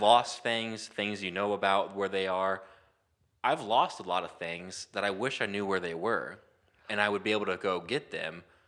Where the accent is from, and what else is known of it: Muncie, Indiana, United States; born or raised there